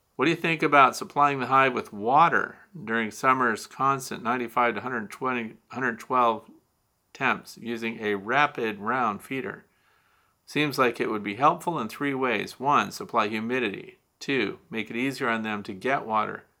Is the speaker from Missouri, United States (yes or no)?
yes; St. Louis, Missouri, United States; moved away; I'm from Missouri originally. So I was born in Missouri. I went to a high school suburb of Saint Louis